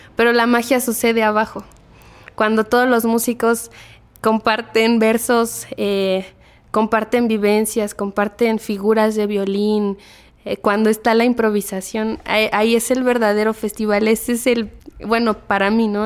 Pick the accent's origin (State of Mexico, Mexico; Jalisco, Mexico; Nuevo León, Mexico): State of Mexico, Mexico; also born or lived in Xichú, Guanajuato; Yo nací en Hichú, pero desde muy chica vine a vivir al Estado de México. Vivo acá desde que tengo tres años